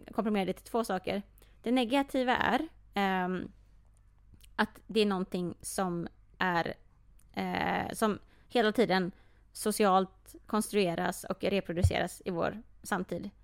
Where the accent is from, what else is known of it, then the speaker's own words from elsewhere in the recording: Sweden; om någon frågar mig först, vart kommer du ifrån? Och jag mm. säger Sverige.